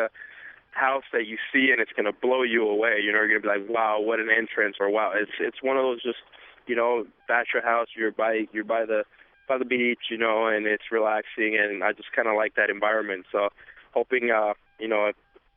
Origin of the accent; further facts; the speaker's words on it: Los Angeles, California, United States; I grew up in East Los Angeles